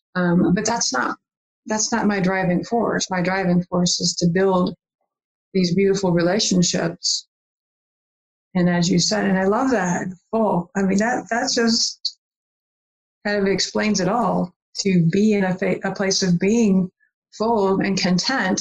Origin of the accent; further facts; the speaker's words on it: Michigan, United States; also born or lived in Virginia; here's a woman from michigan saying y- y'all because i lived in virginia for a while too